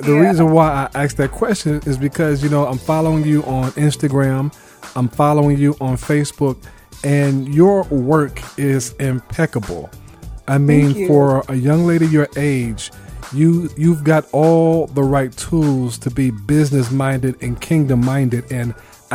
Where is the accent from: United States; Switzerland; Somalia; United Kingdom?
United States; New York City, New York; I grew up in Brooklyn, New York